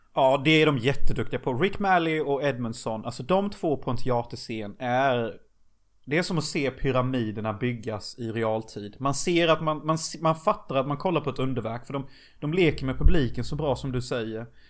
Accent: Unnaryd, Jönköping County, Sweden; i den lilla byn som Gud glömde där jag kommer ifrån. Unnaryd.

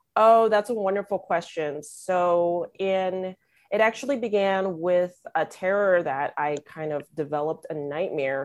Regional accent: Los Angeles, California, United States; growing up being born and raised in Los Angeles

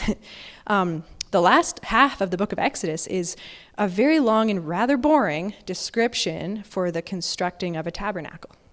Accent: Alberta, Canada; Growing up in Alberta, I've never seen a, an almond tree in, in real person

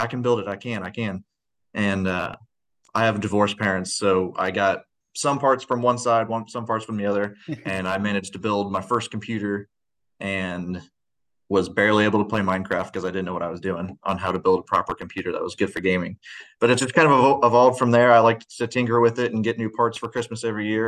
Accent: small town near Quincy, Illinois, United States; I am from a really small town by Quincy, Illinois, if you know where that is. We're about, I don't know, probably 30 minutes east of Quincy, Illinois. We're in West Central Illinois. I grew up in a town of 600

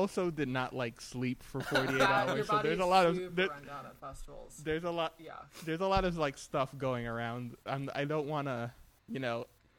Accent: Puerto Rico; I'm from Puerto Rico.

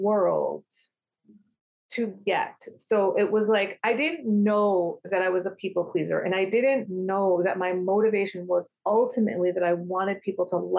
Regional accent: United States; I grew up in American culture

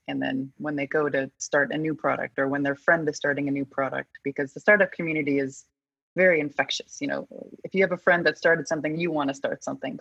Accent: Colorado, United States; I'm from Colorado.

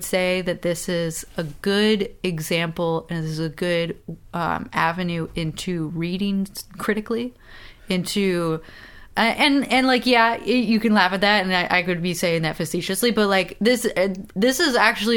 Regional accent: the North, United States; we're from the North

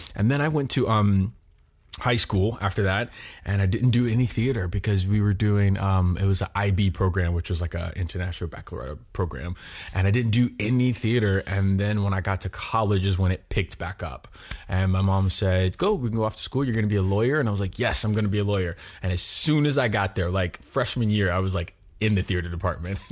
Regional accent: Miami, Florida, United States; moved away as an adult; also born or lived in Chicago; We moved to Florida, Miami, Florida, when I was five years old, um, and I basically did all my schooling and everything in Florida till I was 18.

